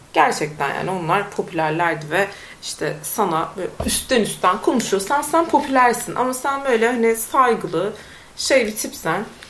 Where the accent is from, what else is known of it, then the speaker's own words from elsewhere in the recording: Konya, Turkey; moved away as an adult; also born or lived in Istanbul; Ben Konyalı bir insan olarak İstanbul'a geldim